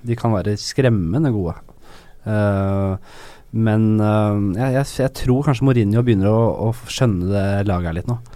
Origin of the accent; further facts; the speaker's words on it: Norway; jeg er fra Norge